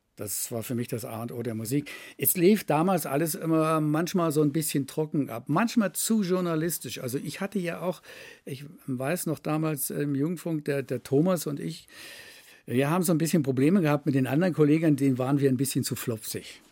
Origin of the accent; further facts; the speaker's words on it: Berlin, Germany; moved away; ich komme aus Berlin, ich bin groß geworden mit AFN und mit BFN